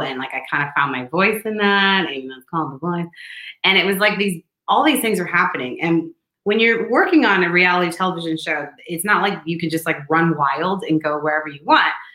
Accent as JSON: {"language": "English", "town": "St. Louis", "region": "Missouri", "country": "United States", "tie": "born or raised there", "moved": "yes", "lives_now": "New York City, United States", "said": "I'm from St. Louis."}